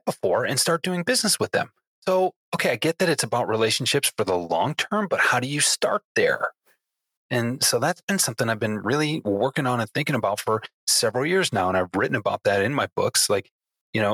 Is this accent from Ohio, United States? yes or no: no; Detroit, Michigan, United States; I'm proud to call myself a Detroiter